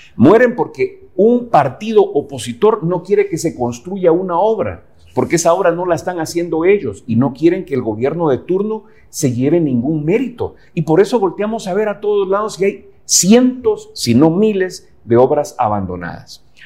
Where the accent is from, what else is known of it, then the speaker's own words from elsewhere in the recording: Guatemala; yo creo en mi país, porque yo creo en Guatemala